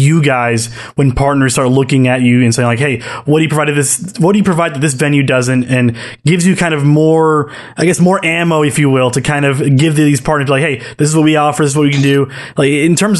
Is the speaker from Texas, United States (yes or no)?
yes; Arlington, Texas, United States; I grew up in Arlington kid. I went to Mansfield